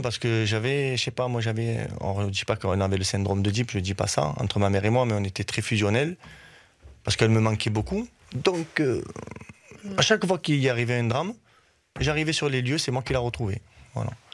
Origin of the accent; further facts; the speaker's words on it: Uzès, Occitania, France; moved away as an adult; also born or lived in Nîmes; now in Virton, Belgium; ma, ville où j'habitais quand j'étais jeune à Uzès